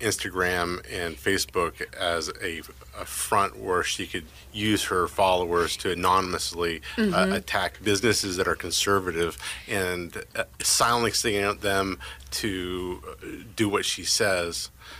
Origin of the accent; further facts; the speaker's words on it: Midwest, United States; So we're from the Midwest.